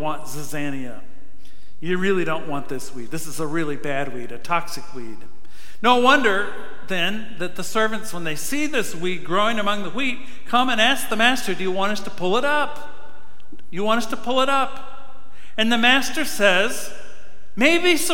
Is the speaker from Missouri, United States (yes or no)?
yes; Farmington, Missouri, United States; moved away; When I was a kid, growing up in Farmington, Missouri